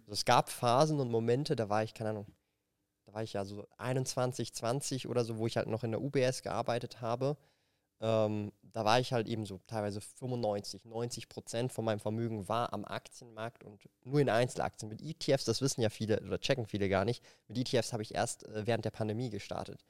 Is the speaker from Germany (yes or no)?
no; Zurich, Switzerland; ich komme halt aus Zürich